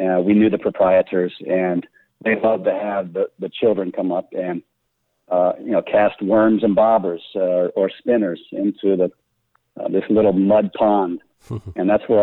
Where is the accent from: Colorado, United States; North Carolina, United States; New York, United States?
Colorado, United States; Denver; I grew up in Denver